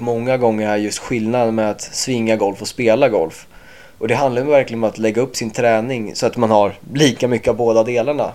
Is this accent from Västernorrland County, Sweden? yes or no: no; Åkersberga, Stockholm County, Sweden; moved away as an adult; now in North Carolina, United States; jag är 23 år från Åkersberga och eh, pluggar just nu på college i USA